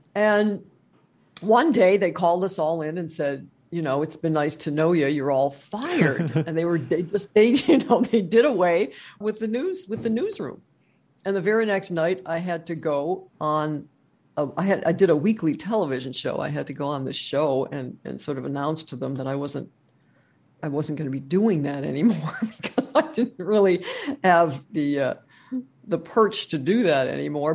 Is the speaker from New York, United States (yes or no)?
no; Wisconsin, United States; now in Kenosha, United States